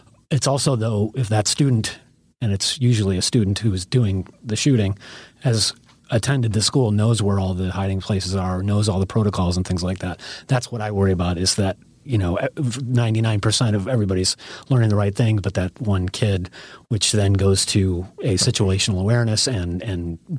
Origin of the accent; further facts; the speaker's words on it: Illinois, United States; now in California, United States; I grew up in Illinois